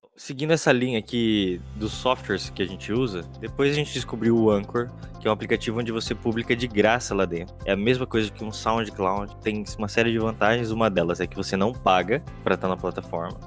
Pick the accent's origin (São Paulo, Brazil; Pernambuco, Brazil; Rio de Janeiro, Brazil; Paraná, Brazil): Paraná, Brazil; Londrina; eu sou de Londrina